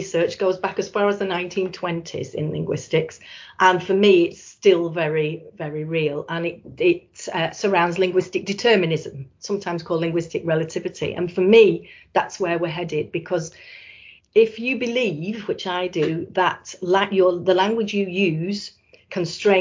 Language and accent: English; Blackpool, North West England, United Kingdom; I was born in Blackpool and I love Blackpool